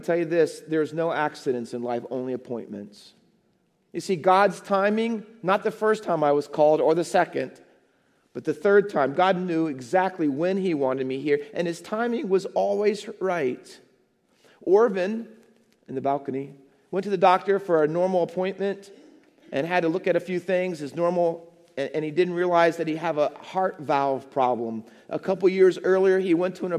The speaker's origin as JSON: {"language": "English", "region": "Ohio", "country": "United States", "tie": "born or raised there", "also_born_or_lived": "New Jersey", "moved": "as an adult", "lives_now": "Hamilton, United States", "said": "I was living in Ohio. I was youth pastor at the church that I grew up as a little boy"}